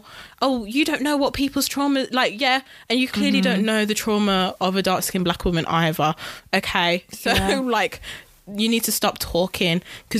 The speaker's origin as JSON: {"language": "English", "country": "United Kingdom", "said": "I am British, guys."}